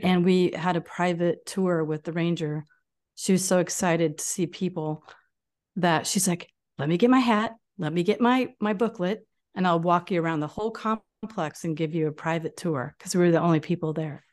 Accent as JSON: {"language": "English", "region": "Illinois", "country": "United States", "said": "we're from Illinois"}